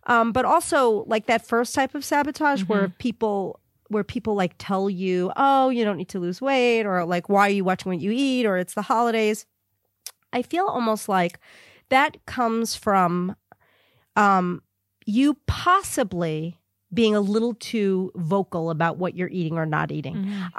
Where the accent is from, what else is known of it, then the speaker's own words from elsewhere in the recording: New York, United States; also born or lived in Brooklyn; now in Los Angeles, United States; Like, I'm a Brooklyn girl, and I was born in Brooklyn, raised on Long Island. I left New York. I try really hard not to speak like a New Yorker